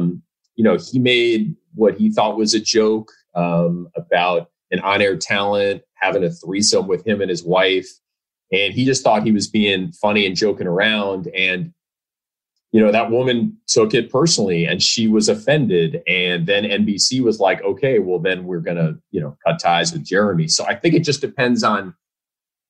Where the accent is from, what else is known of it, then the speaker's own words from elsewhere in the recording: New York City, New York, United States; moved away; also born or lived in Chicago; I'm a New Yorker. I grew up in the city